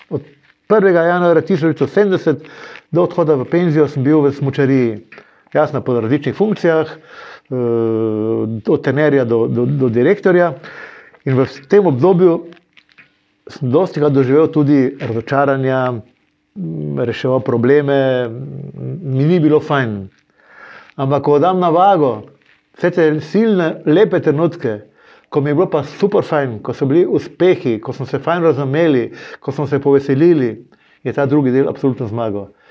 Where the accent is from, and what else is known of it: Maribor, Drava, Slovenia